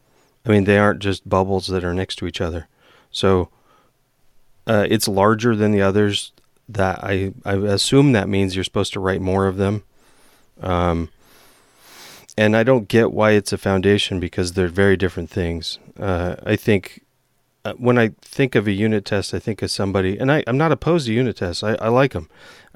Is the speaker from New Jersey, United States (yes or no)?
no; Washington, United States; I grew up in Eastern Washington and would go around and people would say, oh, so it rains all the time there.